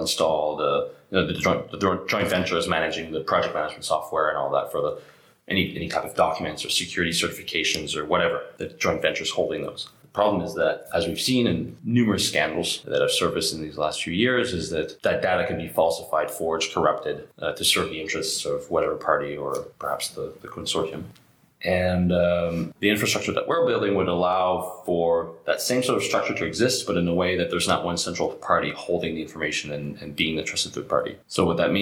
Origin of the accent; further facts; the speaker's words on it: Canada; now in France; I'm a Canadian